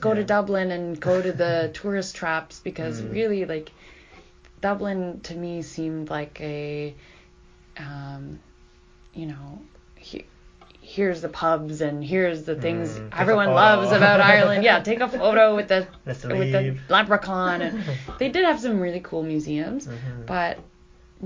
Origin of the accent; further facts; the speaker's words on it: Canada; I'm from Canada